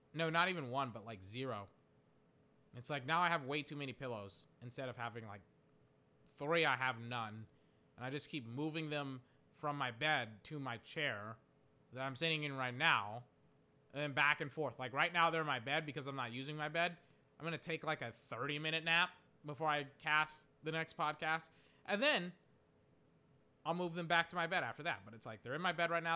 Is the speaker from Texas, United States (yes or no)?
yes; Texas, United States; I'm from Texas